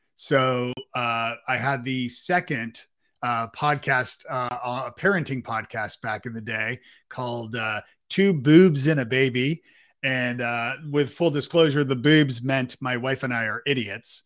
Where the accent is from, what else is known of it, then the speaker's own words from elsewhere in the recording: Toronto, Ontario, Canada; also born or lived in Ireland; now in Nashville, United States; We live in Nashville, and I'm from Canada, uh, uh, in Toronto.